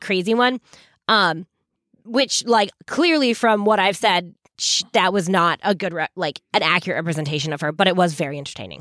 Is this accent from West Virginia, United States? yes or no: no; Massachusetts, United States; for us Massachusetts people